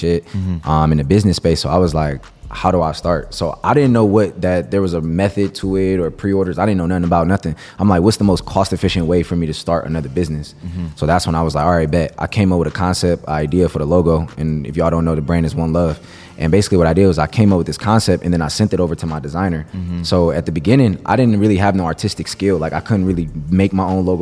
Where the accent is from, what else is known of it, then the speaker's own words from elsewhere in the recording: Cleveland, Ohio, United States; I grew up in Cleveland